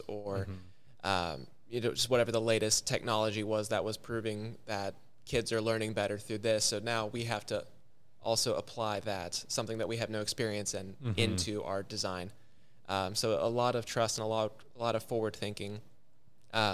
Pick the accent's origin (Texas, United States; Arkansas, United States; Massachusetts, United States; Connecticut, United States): Texas, United States; outside of Austin; growing up outside of Austin